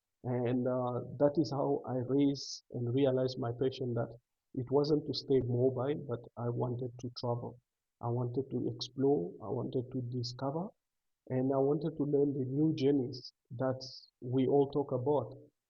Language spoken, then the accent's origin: English; Zambia; born there; And it happened that they were a refugee in Zambia. So I was born also in Zambia. And after I was born in Zambia, we learned to travel at the early age because we couldn't stay in one place.